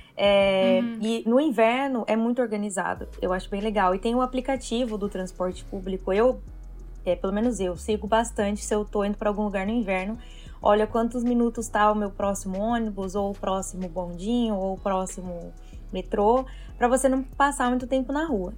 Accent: Brazil; moved away as an adult; now in Toronto, Canada; vim para o Canadá, primeira vez que eu saí do Brasil

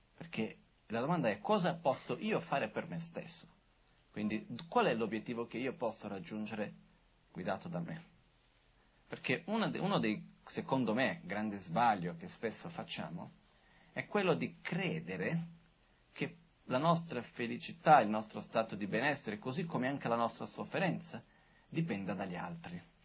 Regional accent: Brazil; sono brasiliano

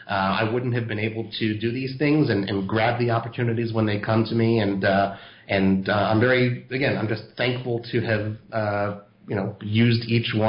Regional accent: Los Angeles, California, United States; moved away as an adult; now in Israel; I was born in Los Angeles. I lived there until I was, you know, until I graduated high school, basically, and then that's when I came to Israel.

